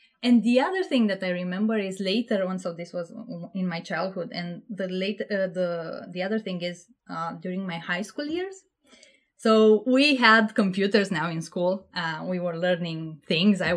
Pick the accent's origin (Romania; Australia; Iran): Romania; Panciu, Vrancea County; moved away as an adult; now in United Kingdom; I'm from Romania, and I grew up in this small town, which at that point in life I thought this is too small of an universe for me. But now I really love it. I feel like this is how you should live in a small town. It's called Panciu.